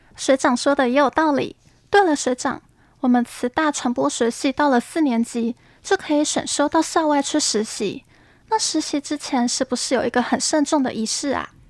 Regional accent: western Taiwan, Taiwan; moved away as an adult; now in Hualien, Taiwan; 我是从西部来到花莲读书

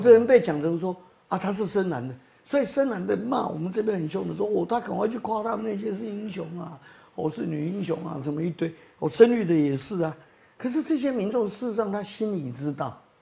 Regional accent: Taipei, Taiwan; also born or lived in Datong District, Taipei; 因为我出生在这个大同中山的边缘，我在这个T G楼卡出生，哦，哦，哦。但是我长大是在中山区，我念的也是中山国小新兴国中

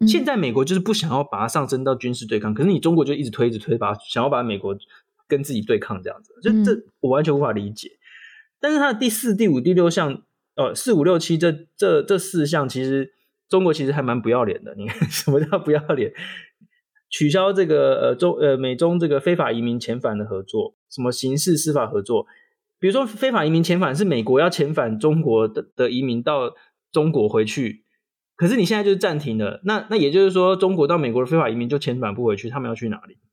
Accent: Taiwan; 我们台湾人必须要很用力的证明自己的存在

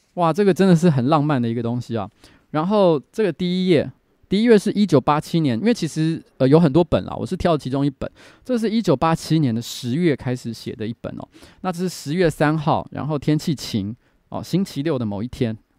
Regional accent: Taipei, Taiwan; first language Mandarin; 民生社区就我从小住的地方，其实附近有眷村

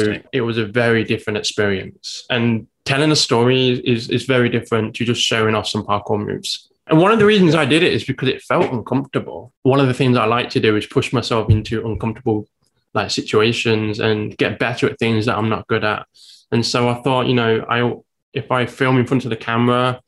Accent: England, United Kingdom; now in Taiwan; As you may guess from my accent, I'm from England.

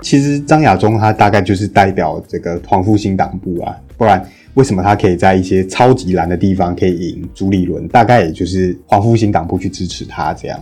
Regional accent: Taiwan

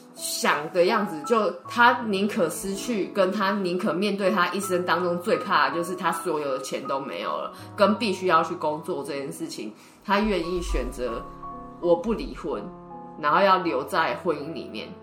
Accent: Taipei, Taiwan; 我是台北人

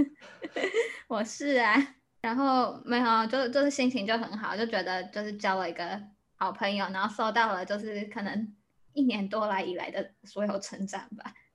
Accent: Taiwan; now in Chicago, United States; 我是台湾人，然后我现在在芝加哥念书

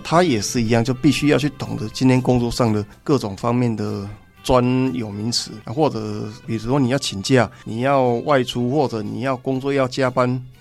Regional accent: Changhua, Changhua County, Taiwan; also born or lived in Vietnam; 我来自彰化

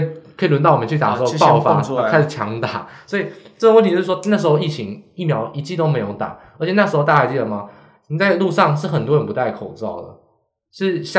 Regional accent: Hsinchu, Taiwan; 他在那个新竹的市场，那时候新竹没有扩散呢，因为我是新竹人，我知道

